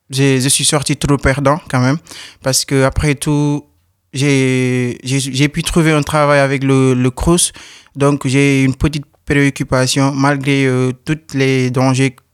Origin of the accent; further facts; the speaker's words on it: Senegal; now in France; Oui, je viens du Sénégal.